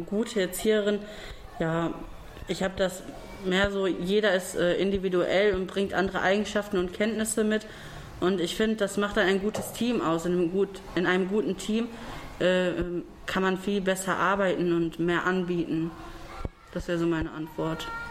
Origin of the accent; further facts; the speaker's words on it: Duisburg, North Rhine-Westphalia, Germany; komme aus Duisburg